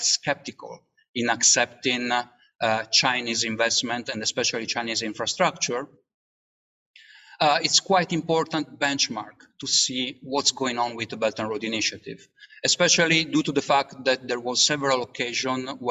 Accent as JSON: {"language": "English", "country": "Italy", "said": "I come from Italy"}